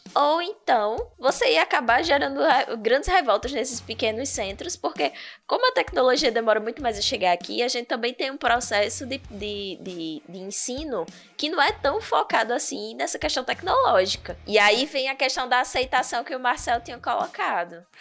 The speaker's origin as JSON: {"language": "Portuguese", "region": "Bahia", "country": "Brazil", "moved": "yes", "lives_now": "Palmeira dos Índios, Brazil", "said": "Sou baiana, mas não naquela região"}